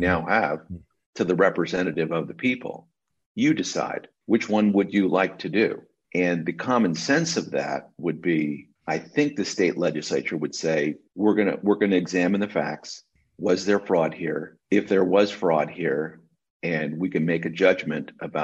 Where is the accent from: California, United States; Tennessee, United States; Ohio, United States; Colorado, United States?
California, United States; I'm a Californian